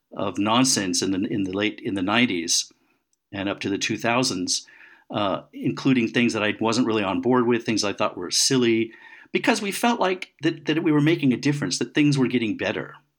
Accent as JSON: {"language": "English", "country": "United States", "moved": "yes", "said": "I'm an American"}